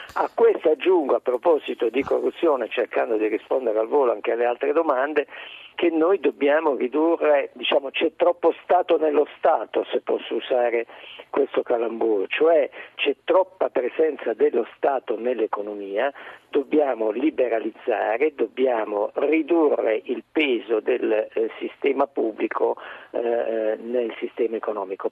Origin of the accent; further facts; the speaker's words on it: Apulia, Italy; Io sono pugliese